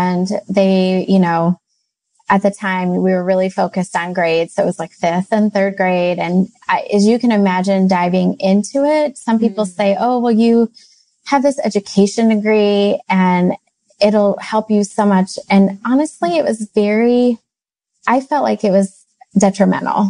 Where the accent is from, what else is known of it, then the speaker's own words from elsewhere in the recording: Midwest, United States; we hail from the Midwest.